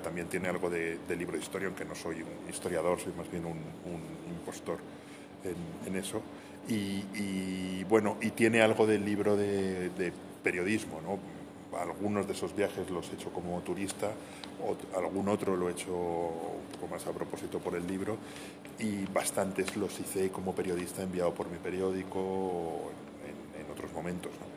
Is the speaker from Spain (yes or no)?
yes; Madrid, Community of Madrid, Spain; also born or lived in Segovia; Yo soy, soy madrileño, pero tengo muchísima relación con, con, Segovia